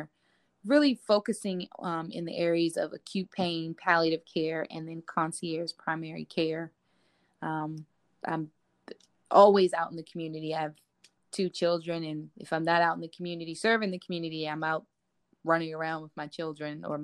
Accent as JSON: {"language": "English", "town": "Washington", "region": "District of Columbia", "country": "United States", "tie": "born or raised there", "said": "born and raised in Washington, D.C."}